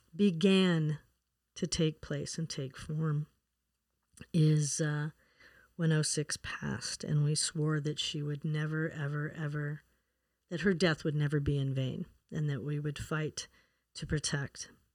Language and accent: English; Wyoming, United States; moved away; also born or lived in Colorado; I was born and raised in Wyoming